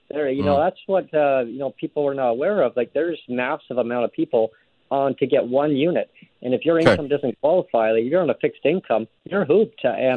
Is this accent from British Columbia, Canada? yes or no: yes; Langley, British Columbia, Canada; moved away as an adult; now in Victoria, Canada; I grew up in Langley, in the Fraser Valley. I'm in my 50s. I don't want to give my age, but, I grew up there since I was a little toddler, right? And so I knew the whole community, and I got priced out. Like, I had to move.